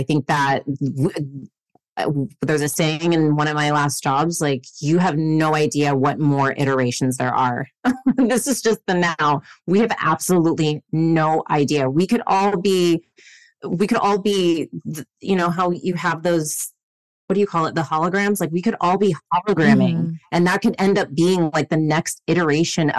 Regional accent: Arizona, United States; first language English; moved away as an adult; also born or lived in Tijuana, Mexico / San Diego, California; now in Los Angeles, United States; And so at 5.5 years old, we moved to Arizona, which is now considered my hometown. And from 5 up until the time that I decided to leave to LA, I lived in Arizona

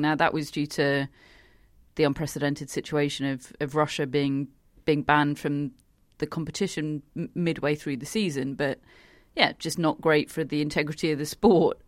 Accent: United Kingdom; as a British person

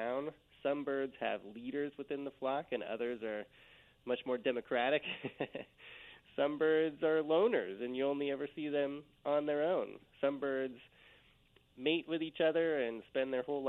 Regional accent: Eugene, Oregon, United States; Just outside of Eugene, Oregon

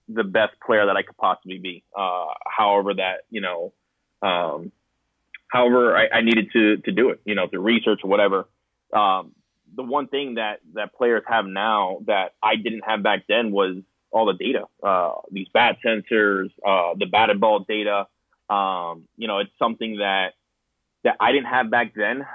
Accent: Pembroke Pines, Florida, United States; I grew up in South Florida uh, in Pembroke Pines

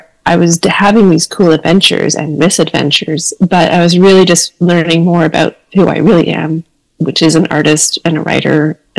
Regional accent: Surrey, British Columbia, Canada; also born or lived in Toronto / Vancouver; now in Gulf Islands, Canada; I'd been living in Toronto for about 9 years. And like a lot of folks who grew up in the Lower Mainland of BC, like I grew up in Surrey, I hadn't really been outside of the Lower Mainland.

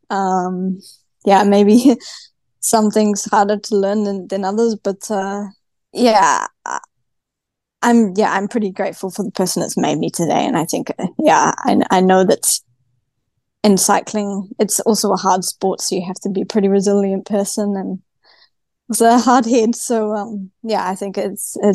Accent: New Zealand; accent: Kiwi; now in Girona, Spain; I'm from New Zealand, and I live on the other side of the world now.

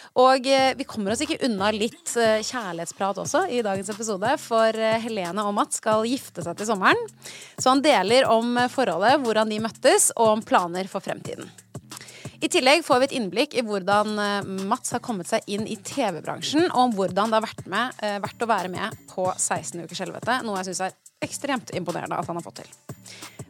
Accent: Oslo, Norway; jeg er fra Oslo

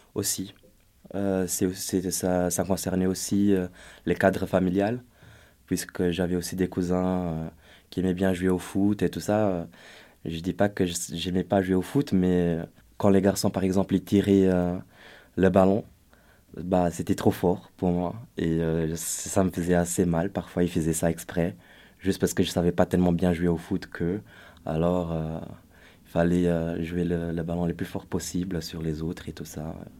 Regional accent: Brazil; moved away; je suis brésilien d'origine

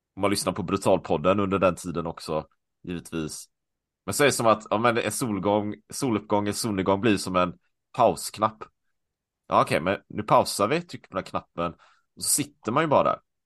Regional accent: Sweden; moved away; also born or lived in Taiwan; hemma i Sverige

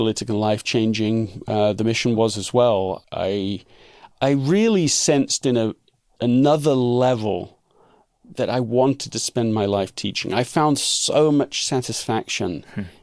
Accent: London, United Kingdom; being raised in England

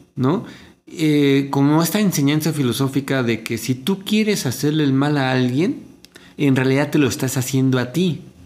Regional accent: Mexico; yo como mexicano

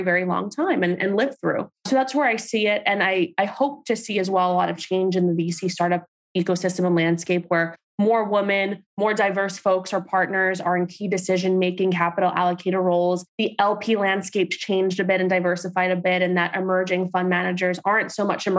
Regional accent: New York City, New York, United States; I'm a girl from Staten Island, Turkish Puerto Rican

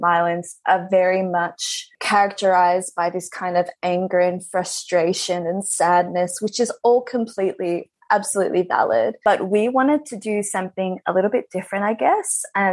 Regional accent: Melbourne, Victoria, Australia; I am on Wurundjeri country, which is a part of Melbourne. I've been here my whole life.

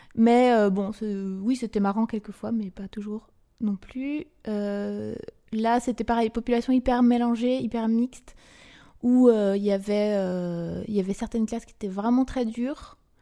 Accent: Brittany, France; also born or lived in Côtes-d'Armor / Ille-et-Vilaine; j'ai grandi bah, euh, en Bretagne

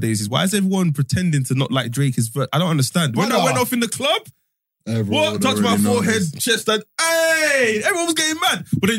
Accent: London, United Kingdom; I'm from Northwest, there's bare Somalis there

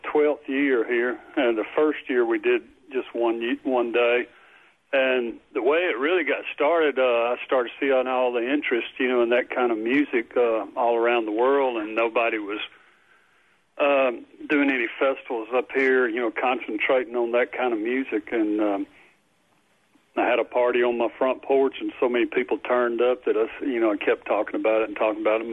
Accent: Nesbit, Mississippi, United States; also born or lived in Alabama; My parents were both from Nesbitt, and my dad was in the Air Force. That's the reason I was born in Alabama. And they brought me back, I think, when I was younger than 6 months old

